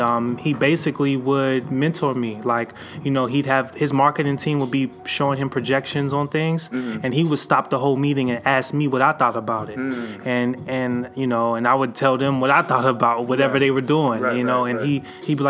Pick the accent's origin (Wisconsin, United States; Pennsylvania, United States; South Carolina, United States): Pennsylvania, United States; Pittsburgh; I grew up in Garfield in Pittsburgh. That's on the east side